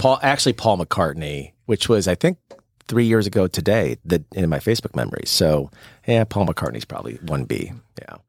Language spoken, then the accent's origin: English; St. Louis, Missouri, United States; now in Frisco, United States; I'm originally from St. Louis